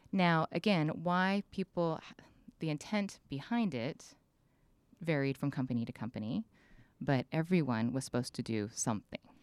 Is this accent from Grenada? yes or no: no; San Diego, California, United States; moved away as an adult; also born or lived in Orange County; now in San Luis Obispo, United States; I was raised primarily in San Diego and Orange County